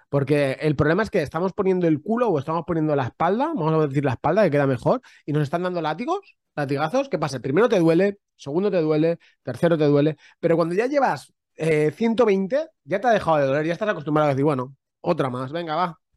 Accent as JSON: {"language": "Spanish", "region": "Catalonia", "country": "Spain", "said": "soy muy catalán, soy muy a la pala es la pala"}